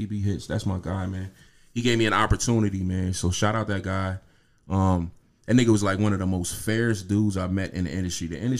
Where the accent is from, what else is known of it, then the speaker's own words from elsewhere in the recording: Pennsylvania, United States; I'm not from here. {S5} Yeah. {S2} I'm from Pennsylvania.